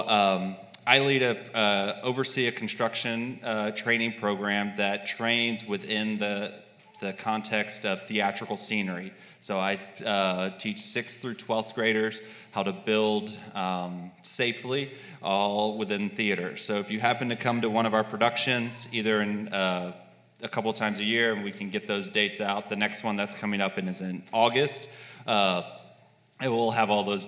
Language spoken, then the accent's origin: English; Texas, United States; moved away as an adult; also born or lived in Louisiana; now in Pittsburgh, United States; I was born in Louisiana. I was raised in Texas, and I came to Pittsburgh in the fall of 2012 to attend graduate school